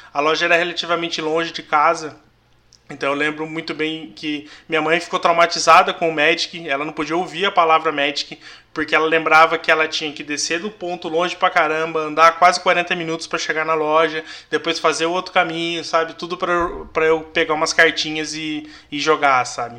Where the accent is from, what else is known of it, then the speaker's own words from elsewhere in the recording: São José dos Campos, São Paulo, Brazil; Eu sou nascido e criado aqui em São José